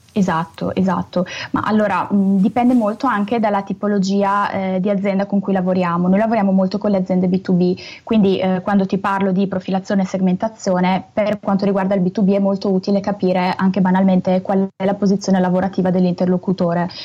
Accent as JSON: {"language": "Italian", "town": "Brescia", "region": "Lombardy", "country": "Italy", "accent": "Brescian", "said": "Io purtroppo ho questa cantilena bresciana che non riesco a togliermi"}